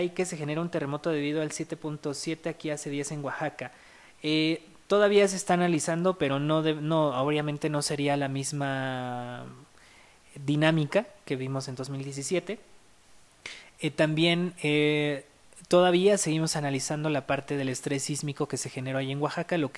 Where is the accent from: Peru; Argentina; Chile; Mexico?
Peru; el volcán Huaynaputina en mi país, en Perú.